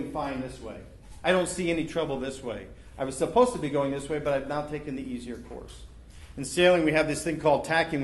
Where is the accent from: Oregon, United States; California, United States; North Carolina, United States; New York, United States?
New York, United States; also born or lived in Florida; now in Ohio, United States; I grew up in Long Island Sound. I moved to Florida. And then I moved to Ohio